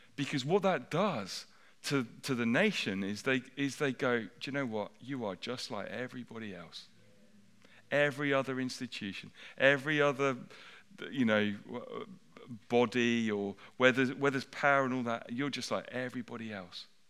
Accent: United Kingdom

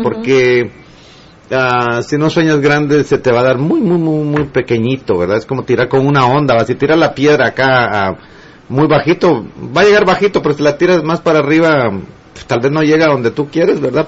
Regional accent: Guatemala City, Guatemala Department, Guatemala; now in Los Angeles, United States; en la colonia Santa Luisa, zona 6, en mi aldea, en eh, mi pueblo

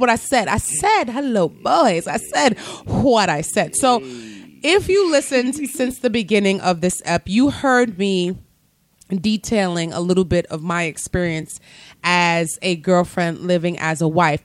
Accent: New York City, New York, United States; Growing up in the Bronx

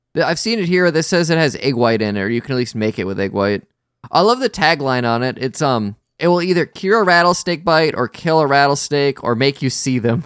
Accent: Wisconsin, United States

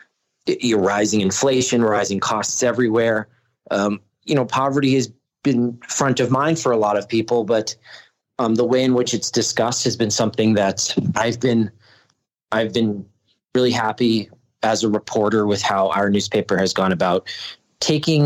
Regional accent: Massachusetts, United States; now in New Mexico, United States; I'm from Massachusetts originally

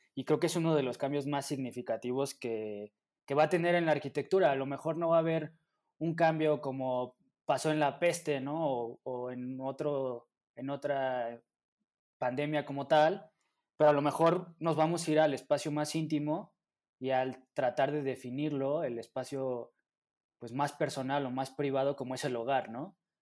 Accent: Mexico City, Mexico; nosotros como mexicanos, bueno, como, como habitantes de la Ciudad de México

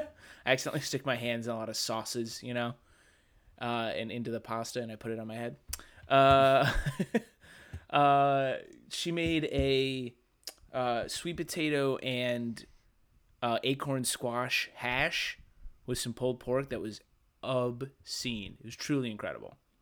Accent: Midwest, United States; being from the Midwest

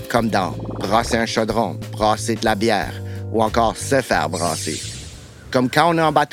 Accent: Dieppe, New Brunswick, Canada; accent: Chiac; moi, je viens de Dieppe, dans le sud-est du Nouveau-Brunswick, puis nous autres, on parle le chiac.

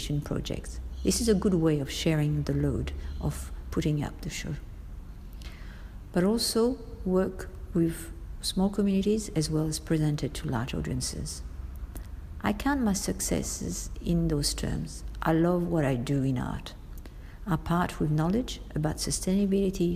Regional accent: Paris, Île-de-France, France; moved away as an adult; now in Australia; I have been in Australia for 30 years this year, and I come from Paris, French-born

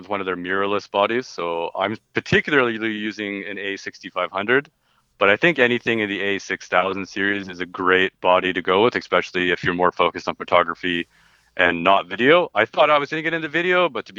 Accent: Robson, British Columbia, Canada; I grew up in Robson, right in the Columbia River

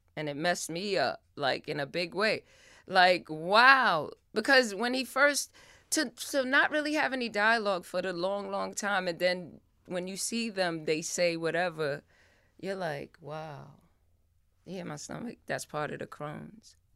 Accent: New York City, New York, United States; I lived in the Bronx, and I'm from the Bronx

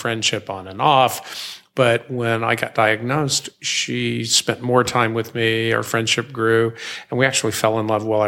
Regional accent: United States; moved away; also born or lived in Mississippi / Memphis, Tennessee; I come from Mississippi and Memphis, Tennessee

